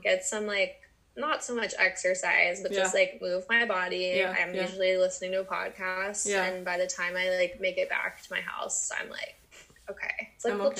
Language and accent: English; Atlanta, Georgia, United States; moved away as an adult; now in San Diego, United States; I grew up in Atlanta. I lived there my entire life. Uh-huh. I like grew up, went to college, and then bought a house